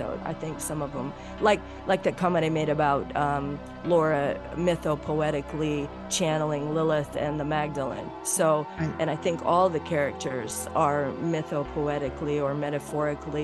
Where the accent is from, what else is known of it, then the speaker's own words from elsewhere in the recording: Nez Perce Reservation, Idaho, United States; that's where I was born and raised here on the Nez Perce tribe.